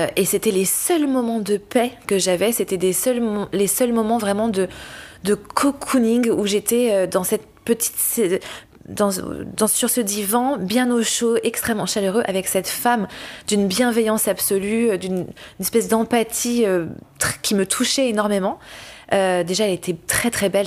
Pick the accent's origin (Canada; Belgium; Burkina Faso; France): France; Paris, Île-de-France; born or raised there; moved away as an adult